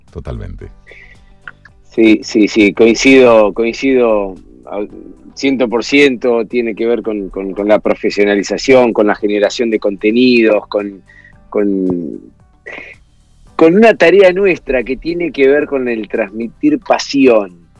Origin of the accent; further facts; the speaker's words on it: Argentina; nosotros estamos como argentinos